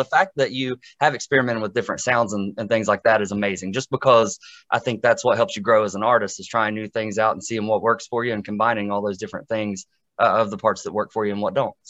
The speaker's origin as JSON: {"language": "English", "area": "Boone County", "region": "West Virginia", "country": "United States", "tie": "born or raised there", "said": "I went to Scott in Boone County."}